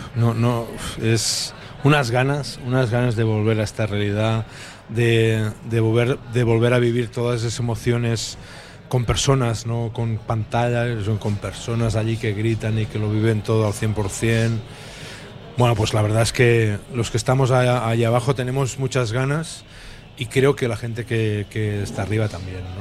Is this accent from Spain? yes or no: yes; Tàrrega, western Catalonia, Spain; also born or lived in Manresa; now in Bilbao, Spain; soy de Tetarre, que es la parte eh, más hacia, hacia el oeste de, Cataluña y allí se habla más